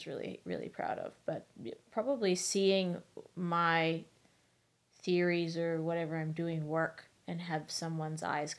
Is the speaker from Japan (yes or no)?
no; Australia; moved away as an adult; also born or lived in Saudi Arabia; now in Vancouver, Canada; I was born in Saudi Arabia. Mm-hmm. I grew up in Australia, studied in Australia, and grew up in Saudi for a little while, and then moved to Canada in 2018.